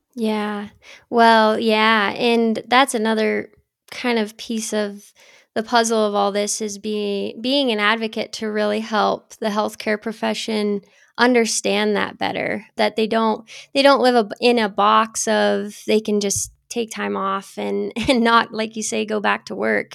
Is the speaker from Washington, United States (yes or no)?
no; Geraldine, Montana, United States; I grew up in Geraldine, Montana, which is kind of the north central part of the state